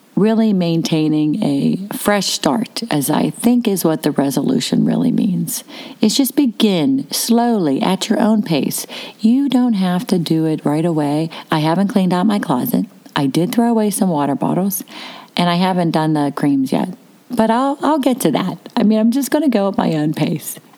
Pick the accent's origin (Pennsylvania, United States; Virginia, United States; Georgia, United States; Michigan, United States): Pennsylvania, United States; Pittsburgh; I was from Pittsburgh because I'm talking fast